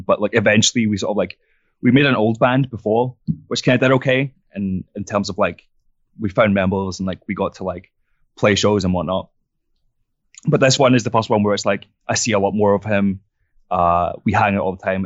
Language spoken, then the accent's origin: English; southern France, France; moved away as an adult; now in Glasgow, United Kingdom; I grew up in France, so it's probably, like, four or five hours on the plane, maybe a bit less, and, uh, it's just south of France